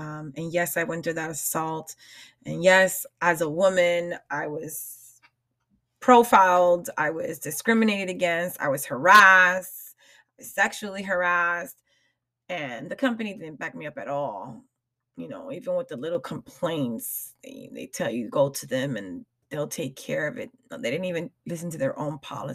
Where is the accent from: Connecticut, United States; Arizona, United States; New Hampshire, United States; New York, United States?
New York, United States; I am a New Yorker at heart.